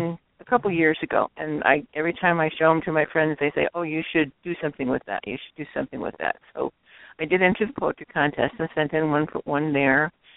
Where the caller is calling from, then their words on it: Illinois, United States; West of Chicago, western suburbs.